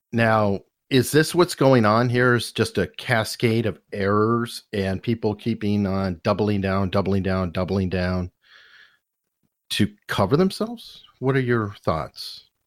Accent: Arizona, United States; now in Virginia, United States; I'm also from Arizona

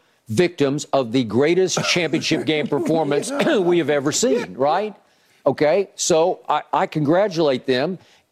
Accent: Oklahoma, United States; I get the Big 12 because I grew up in Oklahoma fan, and it used to be the Big Eight.

